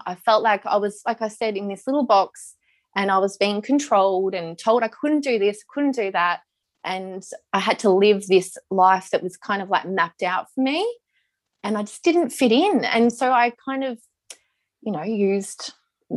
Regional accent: Melbourne, Victoria, Australia; We grew up in Melbourne.

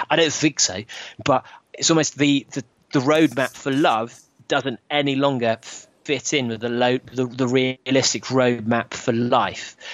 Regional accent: London, United Kingdom; me as as a Londoner

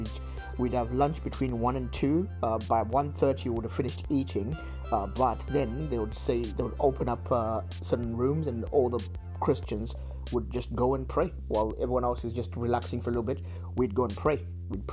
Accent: Zimbabwe; moved away; I come from Zimbabwe, and I got saved in a high school scripture union organization

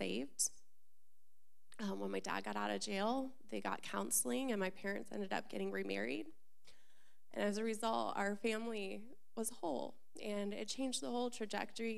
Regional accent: Orlando, Florida, United States; I was born and raised in Florida, Central Florida, Orlando

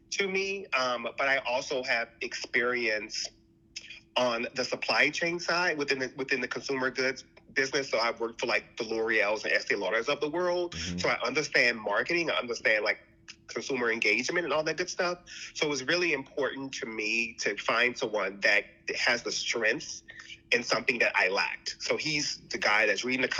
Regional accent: New Orleans, Louisiana, United States; now in Los Angeles, United States; I'm originally from New Orleans.

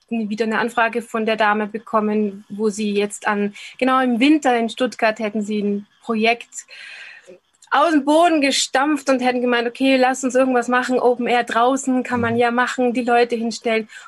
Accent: Linz, Upper Austria, Austria; Ich habe eben eine Bühnentanzausbildung gemacht lange Jahre in, in Linz in meinem Heimat, ähm, Heimatort

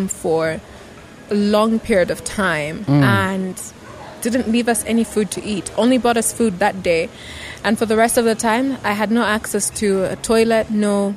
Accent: Chingola, Copperbelt Province, Zambia; also born or lived in Kitwe; I grew up in Chingola. We lived Chingola and Kitwe

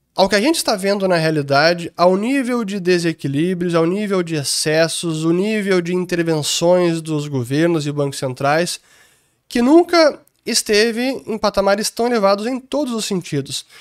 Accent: Porto Alegre, Rio Grande do Sul, Brazil; also born or lived in London; Eu sou de Porto Alegre

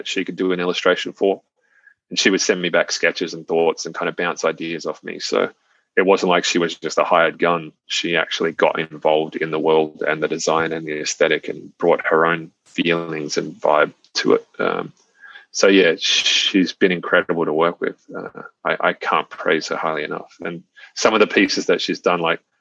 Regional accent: Australia

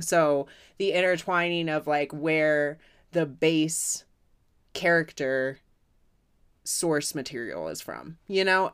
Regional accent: United States; as an American

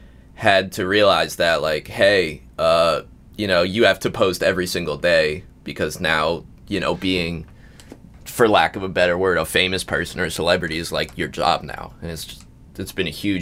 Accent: Montgomery County, Maryland, United States; also born or lived in Baltimore suburbs, Maryland; I grew up in Montgomery County

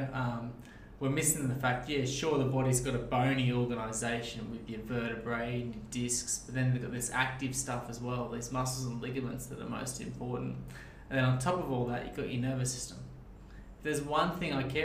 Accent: Sydney, New South Wales, Australia; moved away as an adult; now in Newcastle, Australia; I grew up out in Castle Hill, so out western Sydney

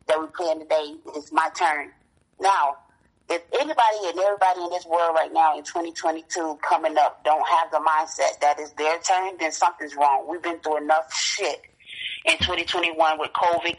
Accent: Gary, Indiana, United States; also born or lived in Chicago, Illinois; now in Fayetteville, North Carolina, United States; I was born and raised in Gary, Indiana

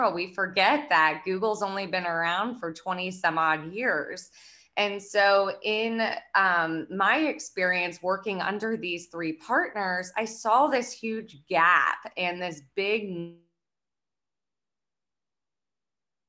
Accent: Lancaster, Pennsylvania, United States; I'm originally from Lancaster, Pennsylvania. It's a, you know, big farm town.

